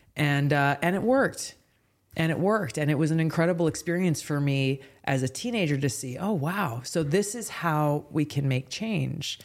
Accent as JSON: {"language": "English", "region": "Hawaii", "country": "United States", "tie": "born or raised there", "said": "growing up in Hawaii"}